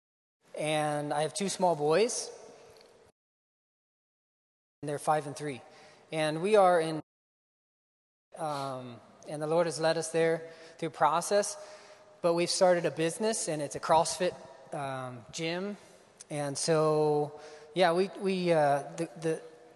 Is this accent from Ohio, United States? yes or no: yes; Ohio, United States; moved away as an adult; also born or lived in Iowa; I grew up in Ohio. Grew up on a farm and came here to Iowa 2005